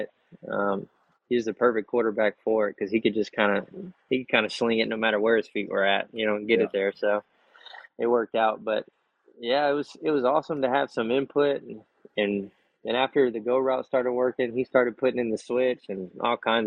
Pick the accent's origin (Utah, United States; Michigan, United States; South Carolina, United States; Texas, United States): Texas, United States; we're from Texas